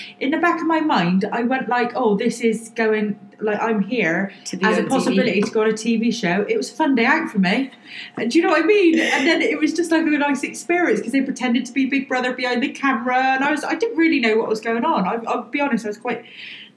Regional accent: Bristol, South West England, United Kingdom; accent: Bristol; I'm from Bristol. Obviously, if you know the Bristol accent, you'll know I'm from Bristol

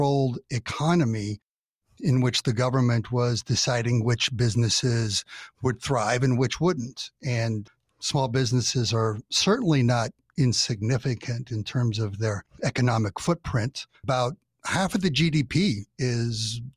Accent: California, United States; I'm from California, grew up here

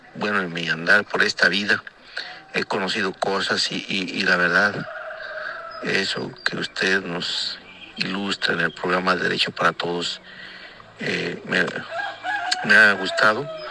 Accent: La Huasteca, San Luis Potosí, Mexico; Yo soy del estado de San Luis Potosí, de las Huastecas

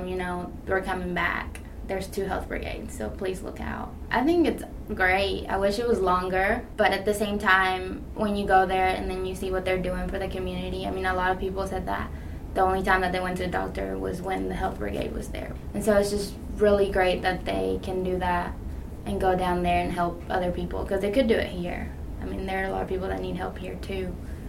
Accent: Ecuador; now in Kentucky, United States; I'm also from Ecuador

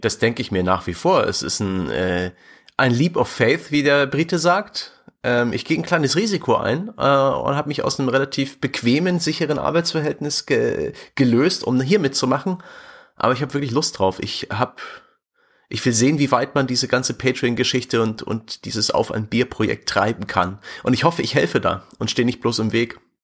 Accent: near the German-Czech border, eastern Saxony, Germany; moved away; also born or lived in Fürth; Ich bin im tiefen Osten geboren, nahe der deutsch-tschechischen Grenze in Ostsachsen

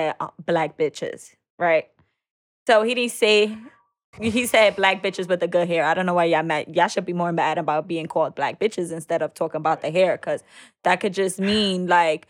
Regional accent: New York City, New York, United States; I'm Dominican, one, and I was raised in Bushwick.

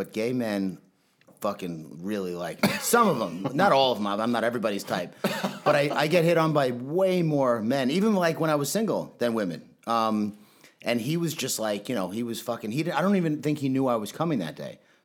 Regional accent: New York, United States; moved away as an adult; also born or lived in California; I'm obviously a meathead from New York

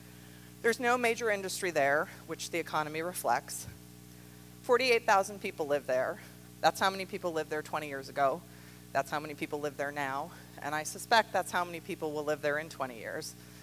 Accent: Roswell, New Mexico, United States; moved away as an adult; So I've spent more of my life in other places than I have in Roswell. But growing up in Roswell had a fundamental impact on my worldview.

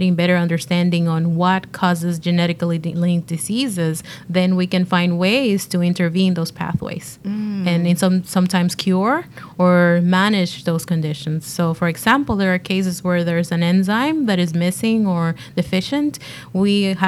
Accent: Dominican Republic; moved away; I was back in my home country, actually, in the Dominican Republic

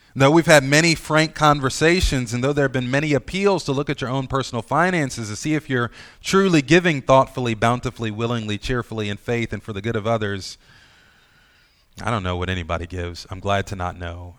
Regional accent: United States; We as American Christians

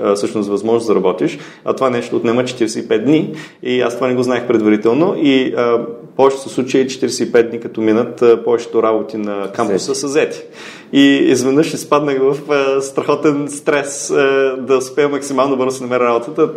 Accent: Ruse, Ruse Province, Bulgaria; moved away as an adult; also born or lived in Sofia / Silicon Valley, United States; Роден съм в а, София, но съм израснал в Русе и а, на 19 години заминах за Америка

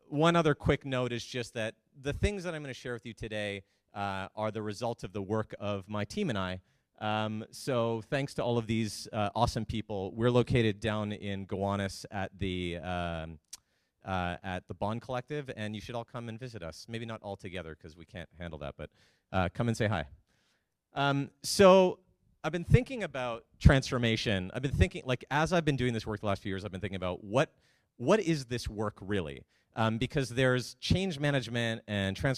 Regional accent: Canada; moved away as an adult; I'm Canadian. I've been down here for about 7 years

